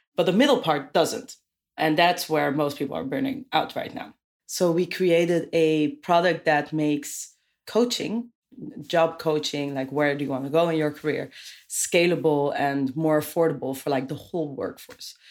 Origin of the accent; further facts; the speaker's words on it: Amersfoort, Utrecht, Netherlands; now in Amsterdam, Netherlands; I moved there from a town called Amersfoort